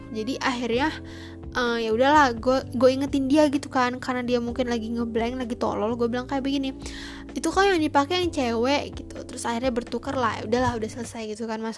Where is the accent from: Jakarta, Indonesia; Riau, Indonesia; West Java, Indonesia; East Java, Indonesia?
West Java, Indonesia; memalukan gue sebagai warga Sunda gue sebagai suku asli warga Sunda